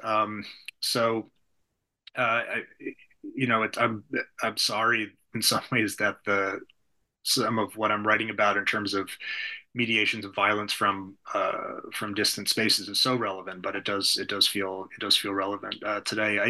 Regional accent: United States; as an American

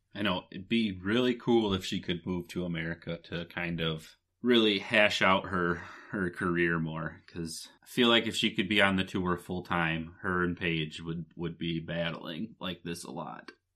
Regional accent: Michigan, United States; We're both from Michigan

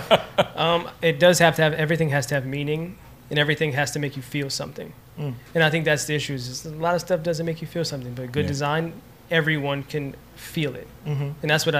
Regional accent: New York City, New York, United States; also born or lived in Kansas; I was born in Kansas, grew up in Harlem

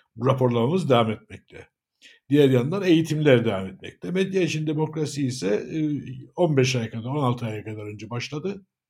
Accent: Cyprus; 1959 Kıbrıs doğumluyum.

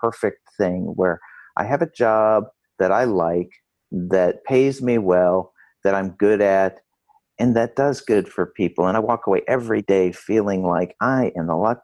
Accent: Rochester, New York, United States; I grew up in Rochester, New York

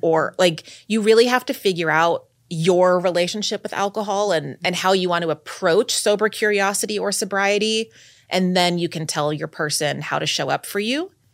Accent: Texas, United States; moved away as an adult; now in New York, United States; I grew up in, in Texas

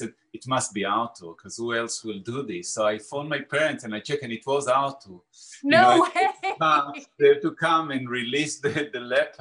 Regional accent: Israel; now in London, United Kingdom; I am from Israel

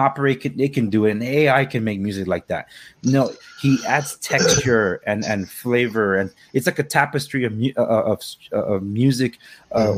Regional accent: Los Angeles, California, United States; I'm an Angelino. I was born and raised in Los Angeles

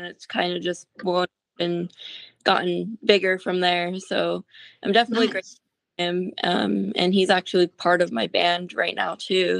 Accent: San Antonio, Texas, United States; I'm from San Antonio, Texas

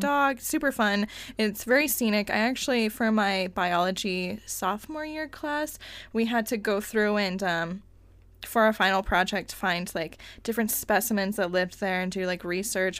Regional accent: Cañon City, Colorado, United States; moved away; my hometown is Canyon City, Colorado

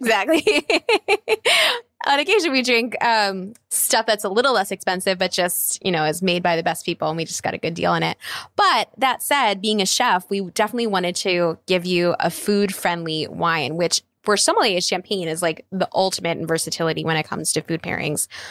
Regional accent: East Coast, United States; now in California, United States; I grew up in the East Coast

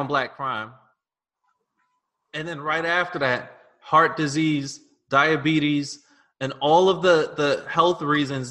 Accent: New York City, New York, United States; I grew up in Fort Greene Projects.

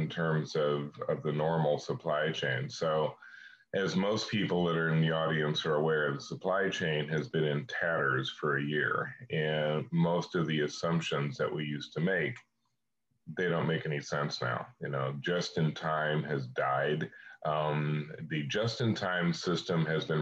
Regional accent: Kansas, United States; I'm from Kansas

